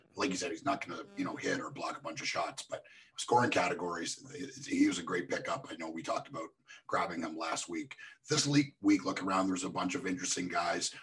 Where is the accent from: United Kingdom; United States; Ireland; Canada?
Canada; across from Buffalo, Ontario; moved away; I grew up in Canada, like just across from Buffalo